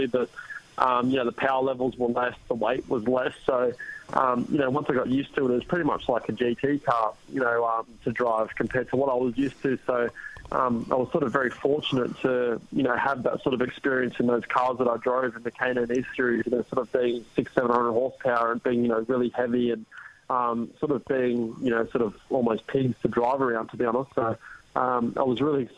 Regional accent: Australia; being Australian

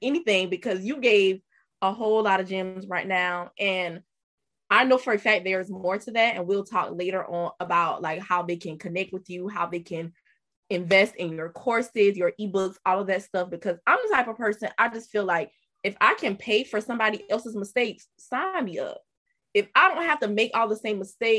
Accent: King Street, South Carolina, United States; I'm from King Street, South Carolina, which is a very small country town.

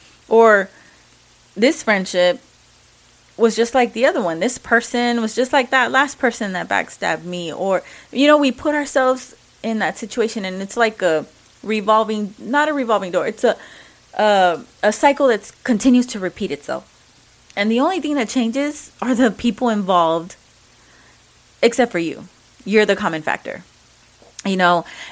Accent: Mexico; accent: Mexican; English is a second language; Sorry, you know, my Mexican accent.

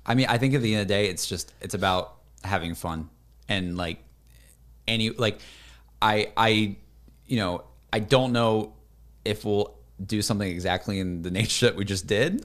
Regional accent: Alabama coast, United States; moved away; also born or lived in Austin; I wanna go visit my hometown. 'Cause I haven't been in my hometown in, like, ye-, I, I, maybe two years. Like, going back to Alabama

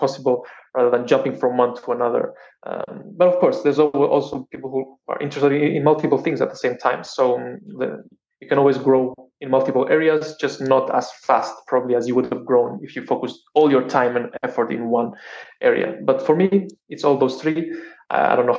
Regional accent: Cyprus; I grew up in Cyprus

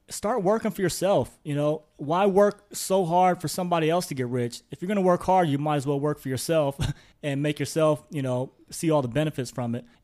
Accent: Midwest, United States; from where I'm from, I'm from the Midwest in the U.S. So you know, it's very um, everybody there is from the Midwest.

